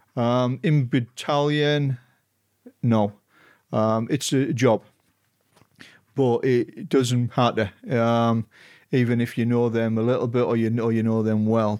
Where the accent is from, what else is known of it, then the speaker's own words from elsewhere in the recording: Stockton-on-Tees, North East England, United Kingdom; I grew up in Stocking on Tees in half east of England.